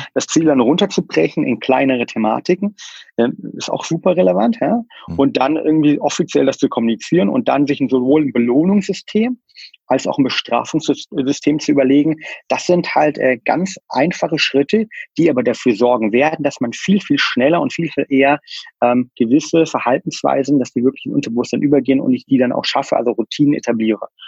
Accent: near Kassel, Hesse, Germany; Ich bin in der Mitte von Deutschland aufgewachsen, ähm, im schönen ähm, ja, Bad Arolf, beziehungsweise in der Nähe von Kassel

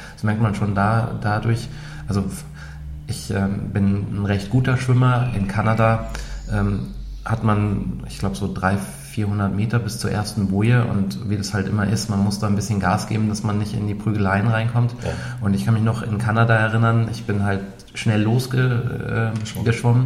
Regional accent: Ruhr area, North Rhine-Westphalia, Germany; now in Munich, Germany; Ich komme aus dem Ruhrgebiet

